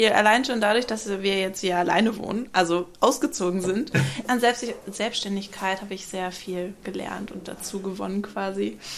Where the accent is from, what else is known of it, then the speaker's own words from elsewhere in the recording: Kappeln, Schleswig-Holstein, Germany; Meine Stadt ist kleiner. Ich komme aus Kappeln an der Schlei.